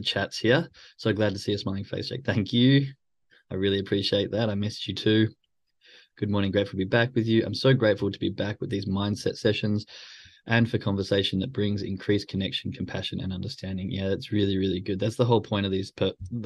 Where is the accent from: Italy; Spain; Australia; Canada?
Australia; moved away; I'm Australian